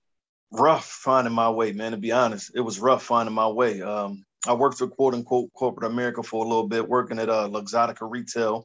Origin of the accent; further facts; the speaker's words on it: Philadelphia, Pennsylvania, United States; I'm from Philly, born and raised, man. Initially from Past Young Projects out in South Philly. Moved up to Erie Avenue when I was about 10